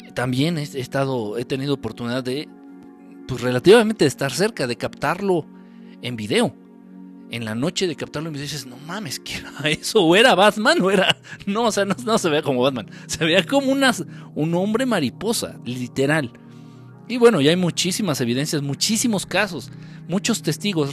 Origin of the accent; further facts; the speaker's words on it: Mexico City, Mexico; De aquí, de la Ciudad de México, de México